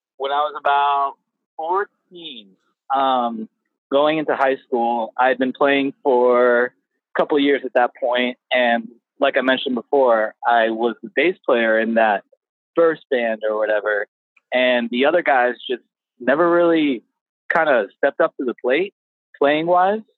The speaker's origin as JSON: {"language": "English", "town": "Palm Coast", "region": "Florida", "country": "United States", "tie": "born or raised there", "also_born_or_lived": "New Jersey / Coral Springs, Florida", "lives_now": "San Antonio, United States"}